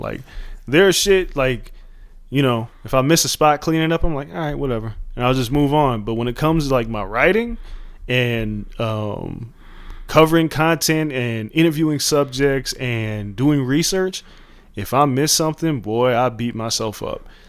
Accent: Las Vegas, Nevada, United States; growing up in Vegas in the 90s

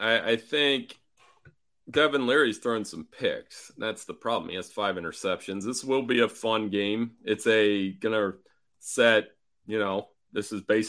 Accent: Ohio, United States; I'm from Ohio, too. We're in the neighboring state.

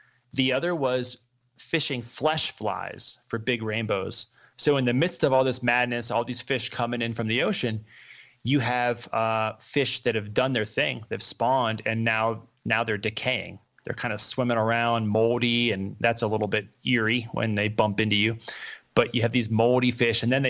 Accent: the East, United States; now in Colorado, United States; growing up in the East

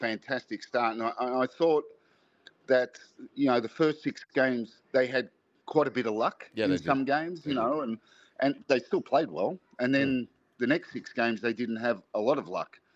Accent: Liverpool, North West England, United Kingdom; I'm a Scouser

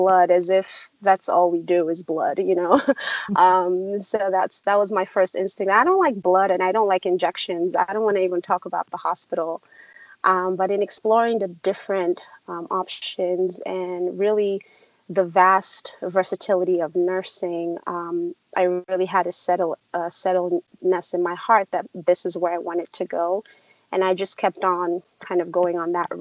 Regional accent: Nigeria; born or raised there; now in United States

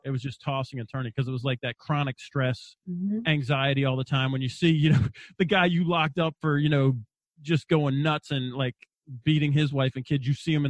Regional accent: Wagga Wagga, New South Wales, Australia; My mom and dad were missionaries, so I was brought up in Australia, and I was not allowed to fight back. So I was the out group of the out group. So first off, there was 4 Americans in this little town called Wagga Wagga.

